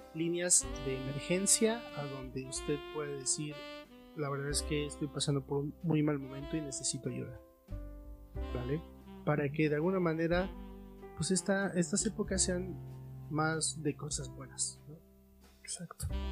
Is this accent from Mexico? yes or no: yes; Mexico; como familia mexicana, familia latina